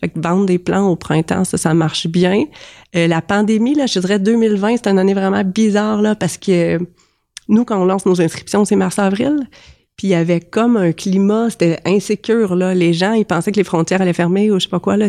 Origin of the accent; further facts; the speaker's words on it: Compton, Quebec, Canada; also born or lived in Sherbrooke; now in Saint-Camille, Canada; je suis née à Compton